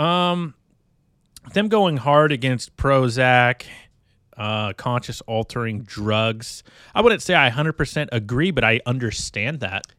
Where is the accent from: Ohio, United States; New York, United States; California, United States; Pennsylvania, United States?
California, United States; I grew up in California